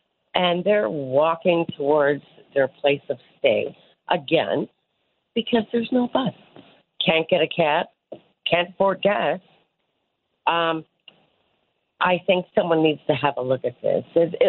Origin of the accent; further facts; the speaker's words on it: Newfoundland and Labrador, Canada; I'm being the Newfoundlander, being the kind of people that we are